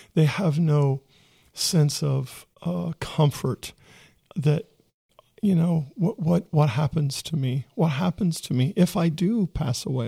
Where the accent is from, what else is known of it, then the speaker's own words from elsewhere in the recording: Ohio, United States; I'm from Ohio